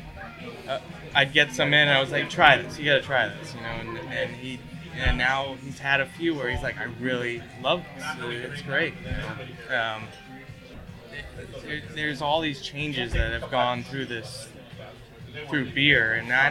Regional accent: Connecticut, United States; I grew up in Connecticut

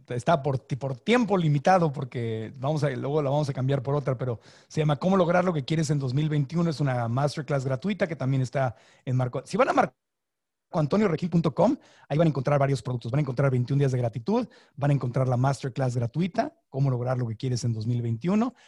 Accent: Sonora, Mexico; crecí en Sonora

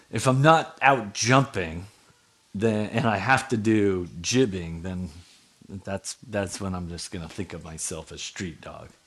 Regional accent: Anchorage, Alaska, United States; Oh man, I mean, I grew up in Spenard, so I I had friends who made cocaine into crack.

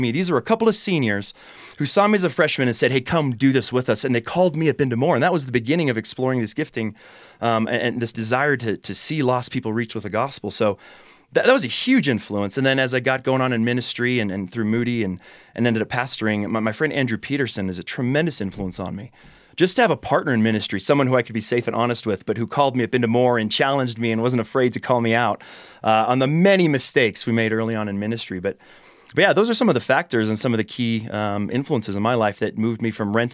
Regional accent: Austria; I mean, so I grew up in Austria. I was involved in public schools there, and, and the message I would receive in Austrian public schools was

